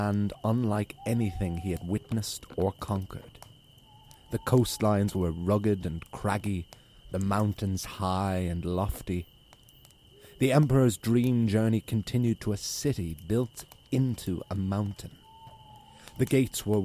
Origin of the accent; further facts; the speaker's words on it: Ireland; as an Irish man